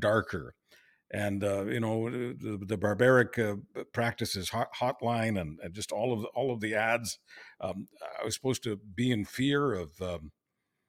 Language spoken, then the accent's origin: English; Canada; as a Canadian